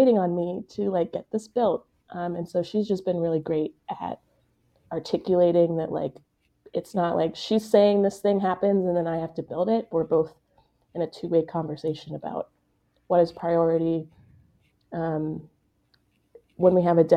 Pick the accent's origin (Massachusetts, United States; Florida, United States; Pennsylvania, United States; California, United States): Pennsylvania, United States; Pittsburgh; moved away as an adult; also born or lived in Boston; now in Kansas City, United States; I'm not from Kansas City originally. I'm from Pittsburgh, Pennsylvania